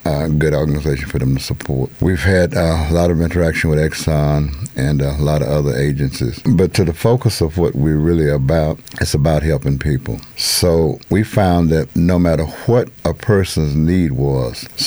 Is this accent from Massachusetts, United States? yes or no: no; Houston, Texas, United States; I'm originally from Houston